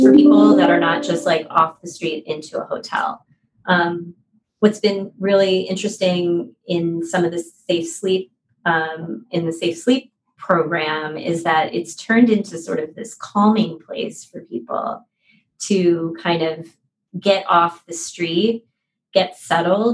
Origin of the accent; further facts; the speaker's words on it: Philadelphia, Pennsylvania, United States; now in San Francisco, United States; I'm from Philadelphia, and my first concert was the ….